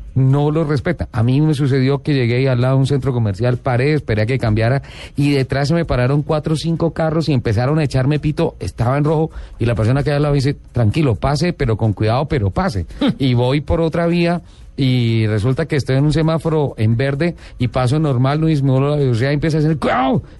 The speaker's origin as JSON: {"language": "Spanish", "country": "Colombia", "said": "yo soy colombiano"}